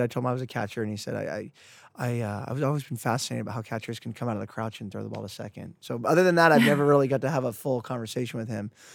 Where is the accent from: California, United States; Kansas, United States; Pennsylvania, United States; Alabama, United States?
California, United States; Santa Cruz; I grew up in Santa Cruz here